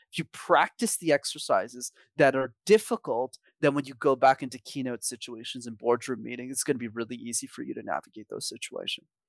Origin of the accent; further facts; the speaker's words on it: Montreal, Quebec, Canada; I grew up in Montreal